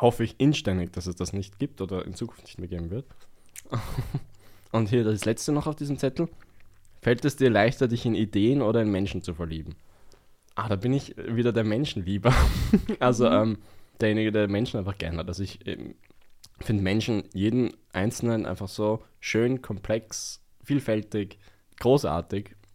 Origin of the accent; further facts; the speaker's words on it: Vienna, Austria; ich bin im Westen Wiens eigentlich aufgewachsen.